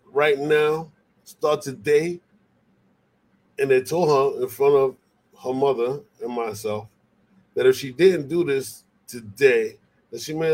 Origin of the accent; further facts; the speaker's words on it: Puerto Rico; I'm from Puerto Rico. We, we, you know, Puerto Rico and DC, they commonwealths.